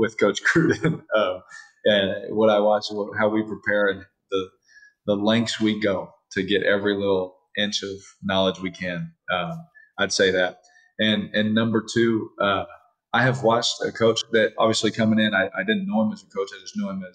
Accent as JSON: {"language": "English", "town": "Fresno", "region": "California", "country": "United States", "tie": "born or raised there", "also_born_or_lived": "Bakersfield, California / Houston, Texas / Oakland, California", "moved": "yes", "lives_now": "Las Vegas, United States", "said": "A kid from Fresno, California, growing up in Fresno, Bakersfield, I lived in Houston."}